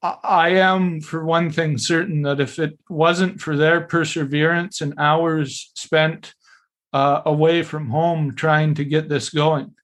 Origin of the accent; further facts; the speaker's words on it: Sointula, British Columbia, Canada; also born or lived in Alert Bay, British Columbia; I was born in Alert Bay on Namgus traditional territory, grew up in a little place right next door called Sointula.